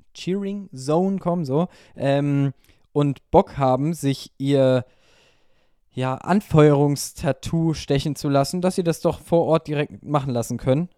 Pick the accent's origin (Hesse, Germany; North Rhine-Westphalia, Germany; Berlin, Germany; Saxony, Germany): Hesse, Germany; Wiesbaden; meine Heimatstadt, ich will nicht gegen Wiesbaden äh, schießen